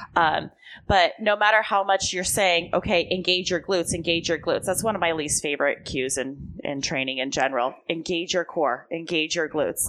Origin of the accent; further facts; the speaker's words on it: Long Beach, California, United States; also born or lived in Texas / Orange County / Santa Monica; I grew up in Long Beach